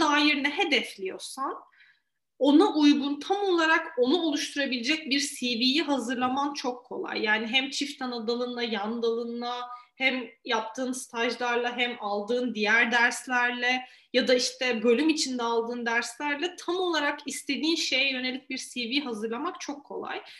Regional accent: Eskişehir, Turkey

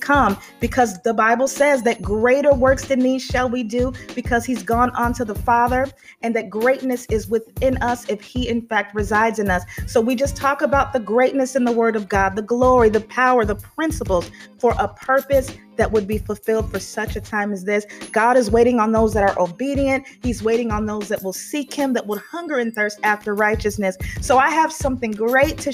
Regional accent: Chicago area, Illinois, United States; moved away; my hometown area around Hanover Park, Illinois, Chicago, Illinois, Elgin, Illinois

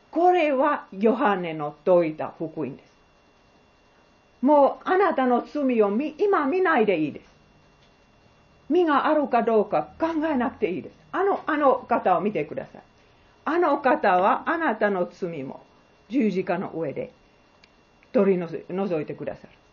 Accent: Finland; Japanese is a second language; also born or lived in Bangladesh; now in Japan; 私はフィンランドで生まれた

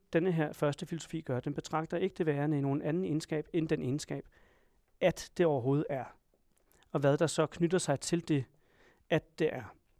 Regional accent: Denmark; Jeg har sikkert nogle politiske opfattelser, som kommer af at være dansker

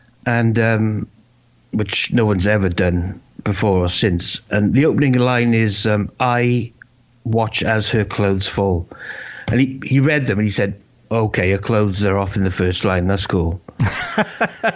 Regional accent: Wales, United Kingdom; moved away as an adult; also born or lived in London

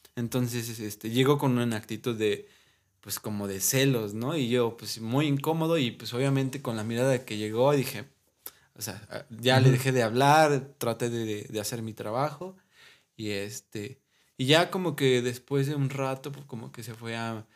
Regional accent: Puebla, Mexico; now in Dolores Hidalgo, Mexico; soy originario de Puebla

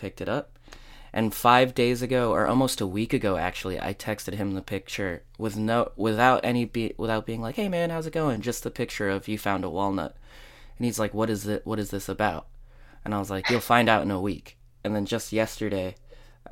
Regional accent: United States; it's like my hometown.

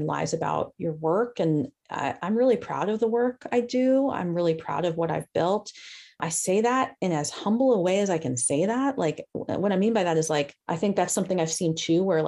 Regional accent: New York, United States; accent: New York; moved away; My New York just came out, fools. I'm from New York originally.

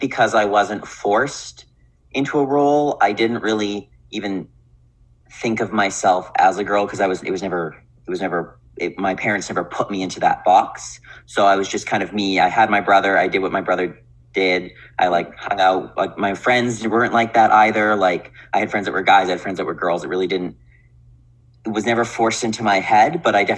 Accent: Winnipeg, Manitoba, Canada; also born or lived in Victoria; I grew up in Winnipeg, born and raised

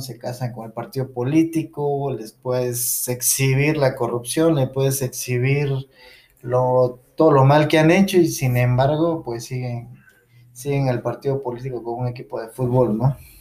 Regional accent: Mexico; somos mexicanos

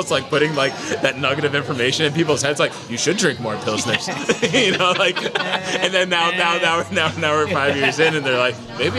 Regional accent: Allentown, Pennsylvania, United States; I'm from Allentown.

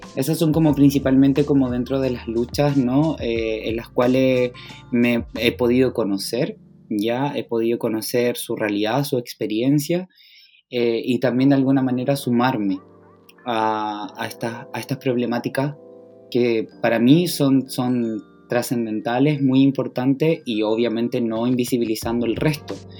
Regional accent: Valparaíso, Chile; criado en Valparaíso. Sería mi eslogan. Oriundo de acá. Sí, sí, toda la vida he vivido acá

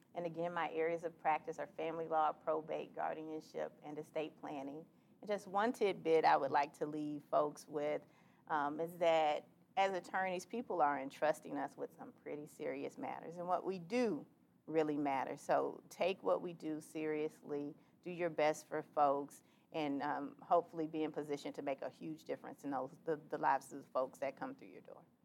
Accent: Miami, Florida, United States; moved away as an adult; now in Jacksonville, United States; I grew up in Miami in an unincorporated area called Carroll City

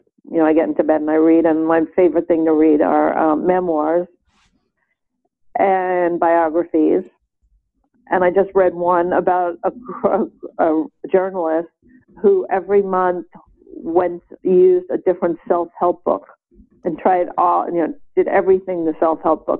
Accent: New York City, New York, United States; I grew up in Brooklyn, New York

